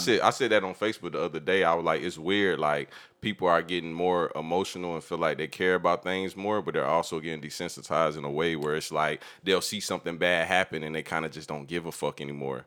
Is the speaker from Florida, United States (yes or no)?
yes; Jacksonville, Florida, United States; He's from where I'm from